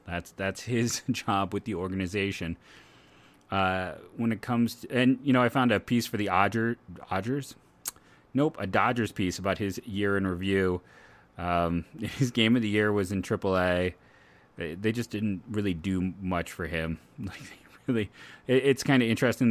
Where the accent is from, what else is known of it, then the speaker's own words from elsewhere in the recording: Akron, Ohio, United States; born and raised in Akron